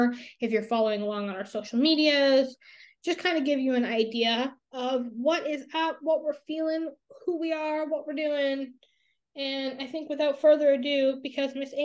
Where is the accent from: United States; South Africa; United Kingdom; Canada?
Canada; I'm Canadian